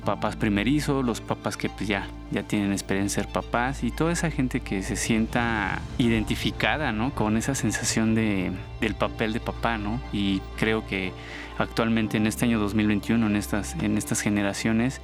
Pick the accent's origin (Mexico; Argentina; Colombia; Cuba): Mexico; Mexico City; Soy de aquí de la Ciudad de México